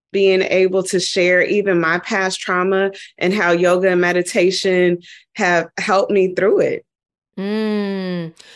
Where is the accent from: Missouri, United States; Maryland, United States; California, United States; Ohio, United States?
Ohio, United States; Dayton; moved away; also born or lived in New York; I went back home and I'm from Dayton, Ohio